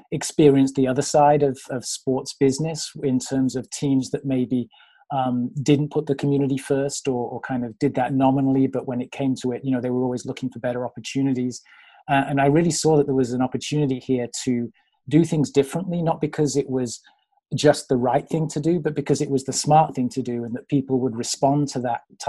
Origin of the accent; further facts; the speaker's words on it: United Kingdom; moved away as an adult; now in United States; I'm originally a Brit. So I grew up with this idea that a soccer club comes from the community